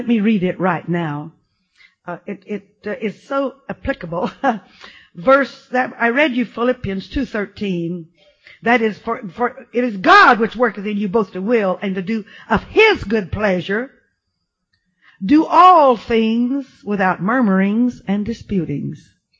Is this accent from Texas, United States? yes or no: yes; Texas, United States; also born or lived in Arkansas; I was born in South Arkansas, but when I was 3 years old, we left there and moved to West Texas and did some of my growing up on a ranch.